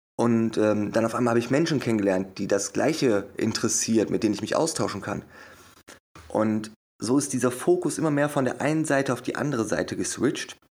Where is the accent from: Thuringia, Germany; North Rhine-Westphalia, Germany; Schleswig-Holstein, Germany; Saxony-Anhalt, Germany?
North Rhine-Westphalia, Germany; Wuppertal; geboren und aufgewachsen in Wuppertal.